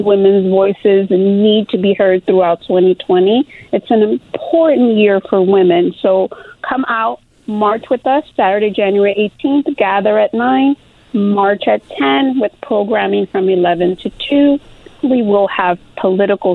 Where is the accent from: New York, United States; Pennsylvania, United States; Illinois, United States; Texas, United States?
Illinois, United States; Chicago; born or raised there; moved away as an adult; also born or lived in Mexico; now in Los Angeles, United States